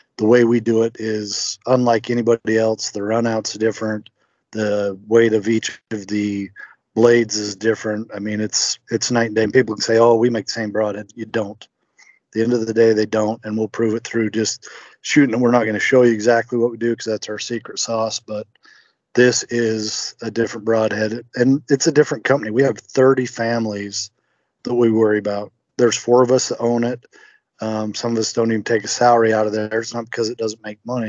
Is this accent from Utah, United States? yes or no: yes; Utah, United States; also born or lived in Kentucky; now in Indiana, United States; born and raised in Utah. Grew up hunting